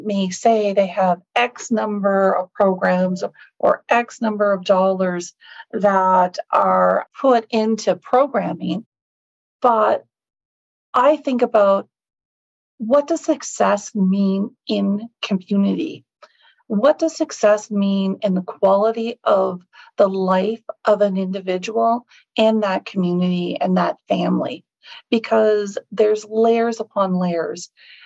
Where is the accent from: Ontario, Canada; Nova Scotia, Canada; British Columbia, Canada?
Nova Scotia, Canada; Sydney; also born or lived in Sipekne'katik First Nation; born in Sydney, Nova Scotia